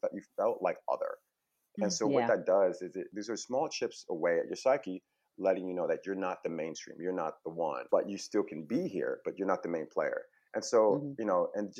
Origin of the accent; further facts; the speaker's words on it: Buffalo, New York, United States; also born or lived in Harlem, New York City; now in California, United States; I grew up in Buffalo, New York, which is a smaller city upstate near Niagara Falls, Canada.